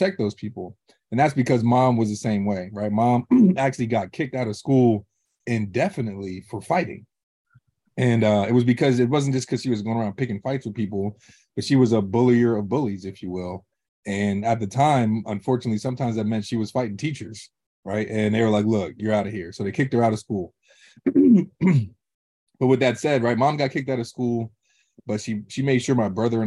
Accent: Harrisburg, Pennsylvania, United States; I was born in Harrisburg, Pennsylvania

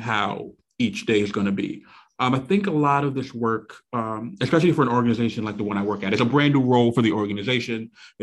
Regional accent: New York City, New York, United States; born and raised in Brooklyn, New York, still reside in the same neighborhood that I was born in. So I'm in Flatbush

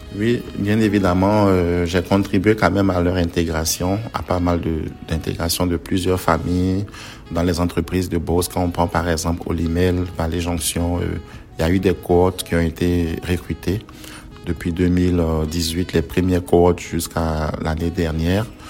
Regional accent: Dabou, Lagunes, Côte d’Ivoire; moved away as an adult; also born or lived in Abidjan, Côte d'Ivoire; now in Beauce, Quebec, Canada; en Côte d'Ivoire, mon parcours, mon enfance, j'étais dans une ville du sud la Côte d'Ivoire qu'on appelle la ville de Dabou.

